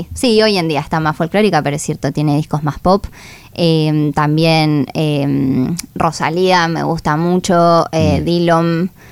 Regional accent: La Plata, Buenos Aires Province, Argentina; nací en La Plata em, y crecí envuelta en todo eso

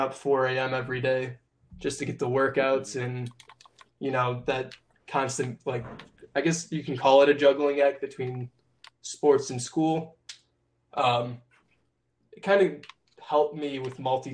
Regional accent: Michigan, United States; we're both from Michigan

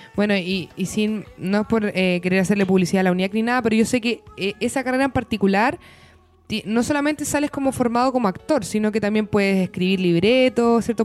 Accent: Chile; Chilito, que es el lugar donde nos tocó nacer y vivir

